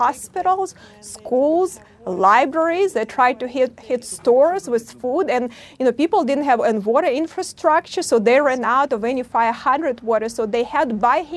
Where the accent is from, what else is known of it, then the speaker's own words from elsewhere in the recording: Chernihiv, Chernihiv Oblast, Ukraine; now in United States; I grew up in Chernihiv region and spent, you know, big part of my life and youth in Chernihiv